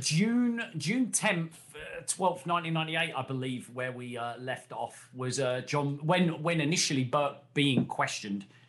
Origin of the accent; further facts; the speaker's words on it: United Kingdom; ourselves being British